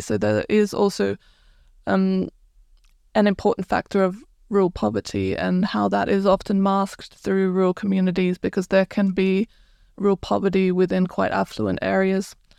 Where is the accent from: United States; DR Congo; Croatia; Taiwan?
Croatia; moved away as an adult; now in United Kingdom; I'm originally from Croatia